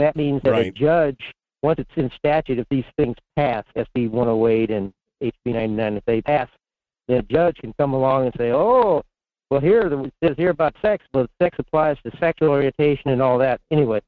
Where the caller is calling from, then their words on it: Fairbanks, Alaska, United States; in Fairbanks.